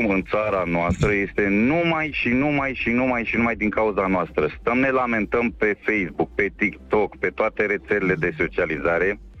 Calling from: Slatina, Olt County, Romania; și sunt din Slatina.

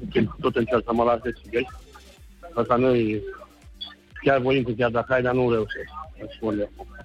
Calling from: Cluj, Cluj County, Romania; Da, Lucian, sunt din Cluj.

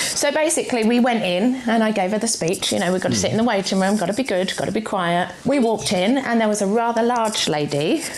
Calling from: Bexhill, South East England, United Kingdom; I'm calling from Bexhill in East Sussex.

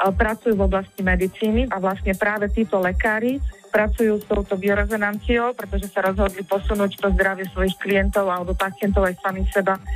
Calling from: Prievidza, Trenčín Region, Slovakia; U nás v Prievidzi je jedna veľmi dobrá

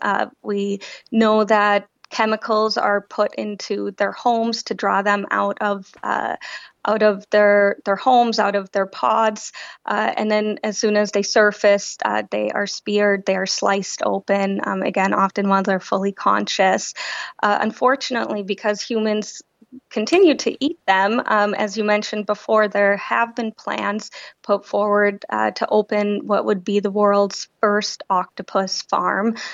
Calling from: London, United Kingdom; I'm calling in from London.

